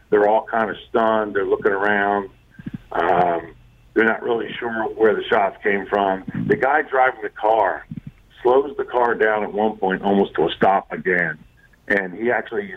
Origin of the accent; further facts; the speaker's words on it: Ridley Park, Pennsylvania, United States; I'm a kid from Ridley Park, Pennsylvania, you know, right outside of Philadelphia